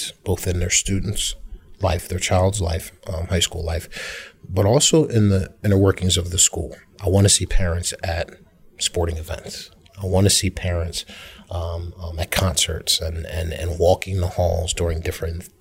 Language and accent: English; Philadelphia, Pennsylvania, United States; also born or lived in Hatboro-Horsham, Pennsylvania; I grew up in North Philadelphia, and my family made the decision to move out here when I was a freshman